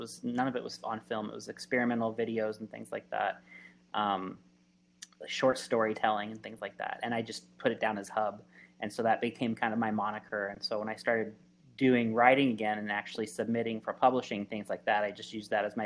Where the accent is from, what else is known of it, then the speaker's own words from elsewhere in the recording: Phoenix, Arizona, United States; also born or lived in Los Angeles, California; when I was a young adult here in Arizona, and specifically I grew up in Phoenix